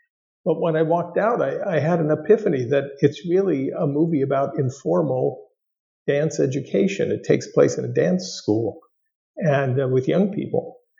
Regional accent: Los Angeles, California, United States; I grew up in the Southland of Los Angeles and spent a good number of years in North Hollywood, California

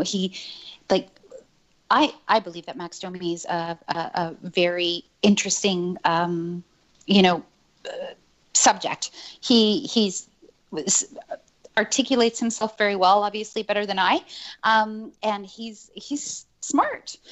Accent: Montreal, Quebec, Canada; moved away; I grew up in Montreal, right? I think that I'm the only one of us that has lived in Montreal

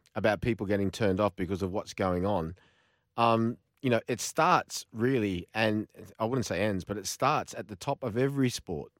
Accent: Australia; when I was growing up in Australia

